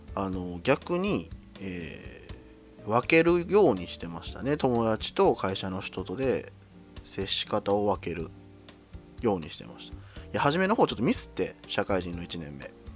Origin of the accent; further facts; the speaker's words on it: Kyoto, Japan; 私の出身地は京都ですね。